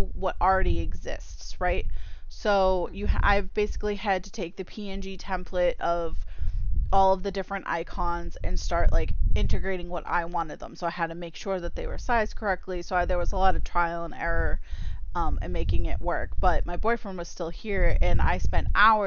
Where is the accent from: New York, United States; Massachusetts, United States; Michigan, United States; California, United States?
Massachusetts, United States; I'm from Massachusetts